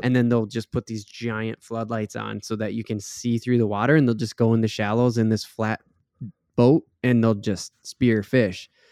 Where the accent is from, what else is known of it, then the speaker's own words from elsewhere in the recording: Minnesota, United States; we're not from Florida, we're from Minnesota